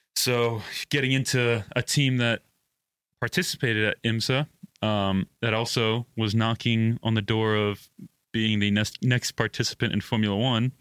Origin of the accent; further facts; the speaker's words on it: United States; I'm an American, so I watch American sports